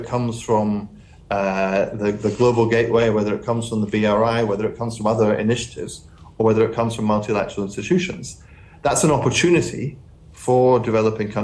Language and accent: English; Highlands of Scotland, United Kingdom; I come from the Highlands of Scotland.